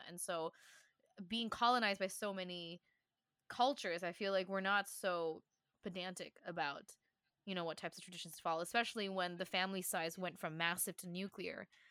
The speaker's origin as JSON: {"language": "English", "country": "Taiwan", "tie": "born or raised there", "said": "me learning what it meant to be Taiwanese. She always reminded me, like, \"This is your, these are your roots. You speak Chinese."}